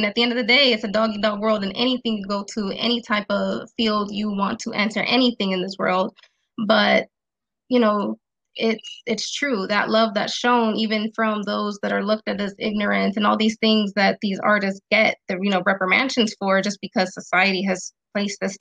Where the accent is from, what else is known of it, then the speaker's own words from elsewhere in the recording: Las Vegas, Nevada, United States; I'm from West Coast, Vegas.